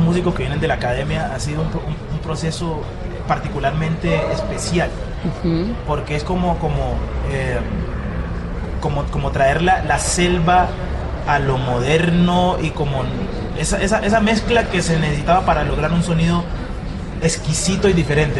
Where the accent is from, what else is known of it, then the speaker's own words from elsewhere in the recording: Timbiquí, Cauca, Colombia; moved away; nosotros nos vinimos de Timbiquí